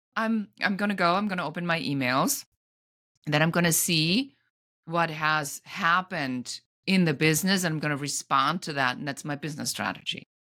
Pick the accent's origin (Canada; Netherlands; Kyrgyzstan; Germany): Germany; now in Los Angeles, United States; I'm an immigrant from Germany living in Los Angeles